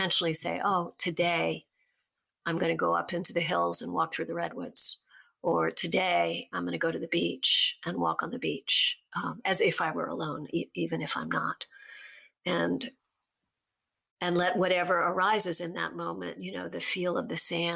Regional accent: Virginia, United States; the reservoir where I grew up in Virginia

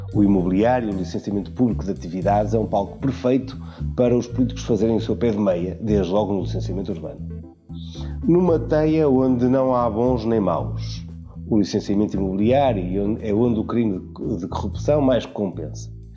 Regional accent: Portugal; Como português

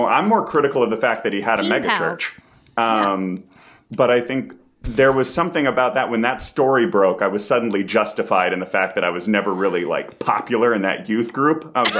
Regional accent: Thailand; also born or lived in Cambodia / Romania; No, so my parents were missionaries, so I grew up in Thailand, Cambodia, and Romania.

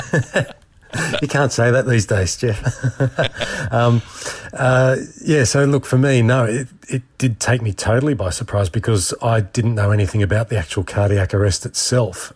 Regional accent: Australia; being an Aussie

